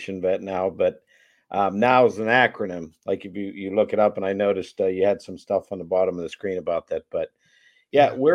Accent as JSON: {"language": "English", "town": "Pittsburgh", "region": "Pennsylvania", "country": "United States", "tie": "born or raised there", "also_born_or_lived": "Boston, Massachusetts", "said": "I was born in Boston. My dad's family's all from Boston, but we left there at a real young age, moved to the Pittsburgh area"}